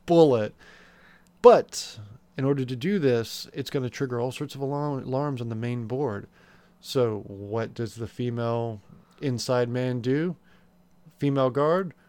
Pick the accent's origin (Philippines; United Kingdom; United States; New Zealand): United States; we're American here on this show, we're not, we're not English.